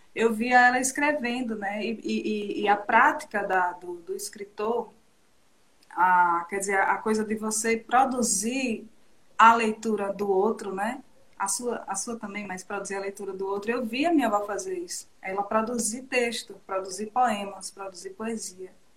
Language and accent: Portuguese; Feira Grande, Alagoas, Brazil; also born or lived in Arapiraca; a Arapiraca é a cidade que eu nasci, mas o berço que eu fui criada foi Feira Grande